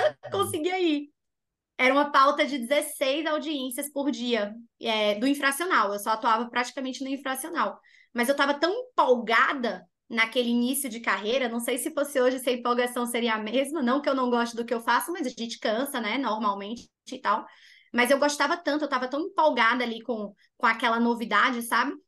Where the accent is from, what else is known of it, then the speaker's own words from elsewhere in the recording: Bahia, Brazil; moved away; also born or lived in Rio Grande do Norte; eu sou natural da Bahia